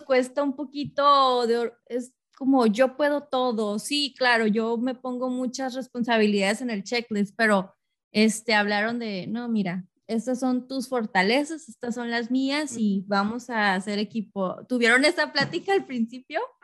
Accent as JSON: {"language": "Spanish", "town": "Tijuana", "region": "Baja California", "country": "Mexico", "tie": "born or raised there", "moved": "as an adult", "lives_now": "Los Angeles, United States", "said": "yo crecí en Tijuana y yo me mudé hace poco a Los Ángeles"}